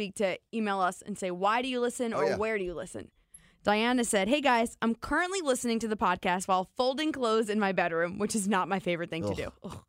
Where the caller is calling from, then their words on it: Des Moines, Iowa, United States; Hey, CM&A. I'm a listener from Des Moines, Iowa.